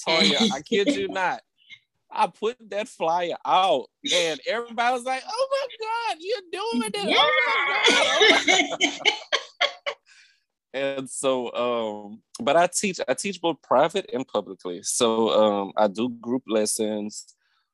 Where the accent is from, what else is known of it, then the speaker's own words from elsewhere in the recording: Opelousas, Louisiana, United States; I'm from Opelousas, Louisiana. That's the country. I grew up in a town called Prairie Run, which is nearby the Plaisance.